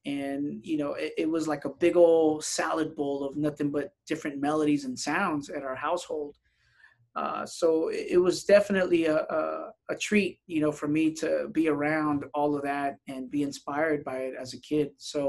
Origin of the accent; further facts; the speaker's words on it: San Diego, California, United States; also born or lived in Tijuana, Mexico; I was born in Tijuana, but raised in San Diego, California. I only lived in Tijuana for about maybe 4 years and, you know, moved to San Diego at such a young age.